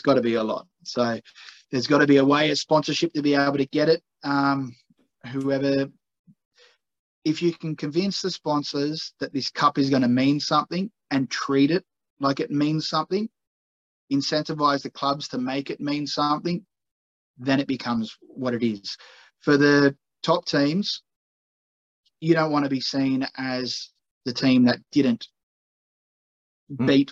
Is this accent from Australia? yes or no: yes; Australia; I'm Australian